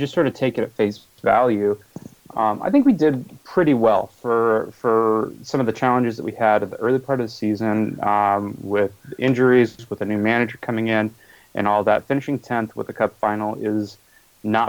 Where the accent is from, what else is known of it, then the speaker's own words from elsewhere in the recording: Pacific Northwest, United States; also born or lived in Portland, Oregon; I grew up in the Pacific Northwest